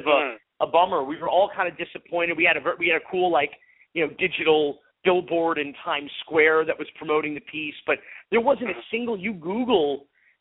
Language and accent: English; North Miami Beach, Florida, United States; a white middle-class Jewish kid growing up in North Miami Beach